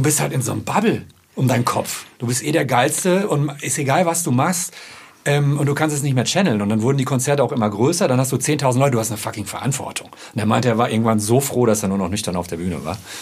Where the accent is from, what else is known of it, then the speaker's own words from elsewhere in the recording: Ruhr area, North Rhine-Westphalia, Germany; ich komme aus dem Ruhrpott